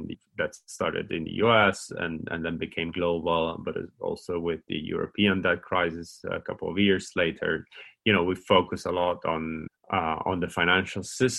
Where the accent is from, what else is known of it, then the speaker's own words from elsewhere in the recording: Italy; moved away as an adult; now in Oxford, United Kingdom; I'm from Italy.